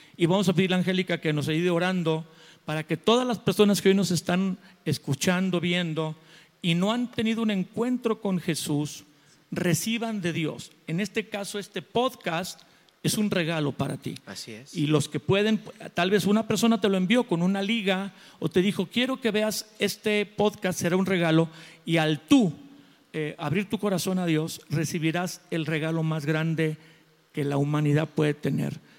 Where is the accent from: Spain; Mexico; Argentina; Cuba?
Mexico; yo soy mexicano